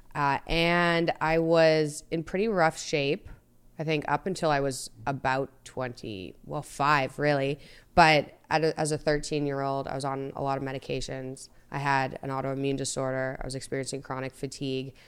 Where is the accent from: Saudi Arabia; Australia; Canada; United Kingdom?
Canada; Toronto, Ontario; also born or lived in Montreal, Canada / Boston, United States; at thirteen, I was in Toronto.